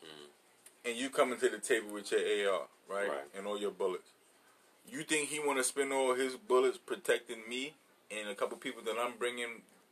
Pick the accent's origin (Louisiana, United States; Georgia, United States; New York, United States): New York, United States; New York City; I grew up in New York City housing